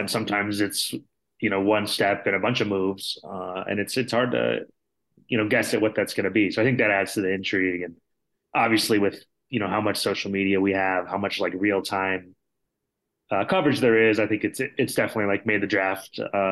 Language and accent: English; Chicago, Illinois, United States; I grew up in Chicago, so I went to Northwestern